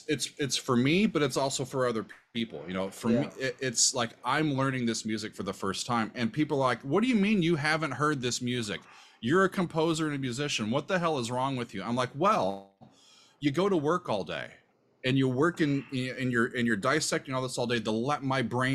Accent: Omaha, Nebraska, United States; moved away as an adult; also born or lived in Kansas; now in New Jersey, United States; I consider Omaha my hometown

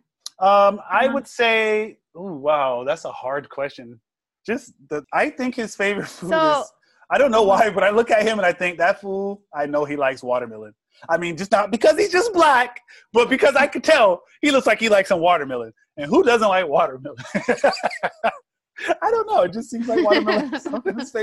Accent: the South, United States; I am from the South

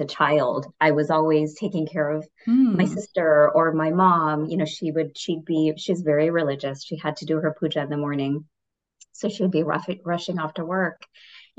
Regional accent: Wisconsin, United States; I grew up in Wisconsin.

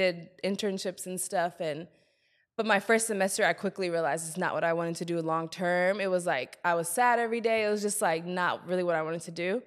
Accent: Columbia, South Carolina, United States; also born or lived in Germany; Then we moved to Columbia, South Carolina. That's basically where I spent all my youth

